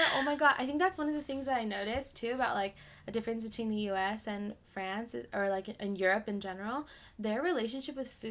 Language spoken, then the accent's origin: English; Southern California, United States; growing up in Southern California, you really only come across, like, English and Spanish.